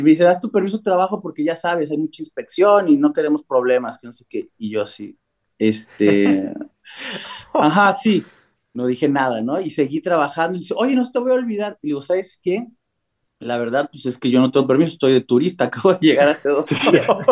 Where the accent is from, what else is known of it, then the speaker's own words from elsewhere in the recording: Mexico; moved away as an adult; also born or lived in Cancún, Mexico / Barcelona, Spain / Germany; now in United States; la primera vez que salí de México sí fue como a los 19 años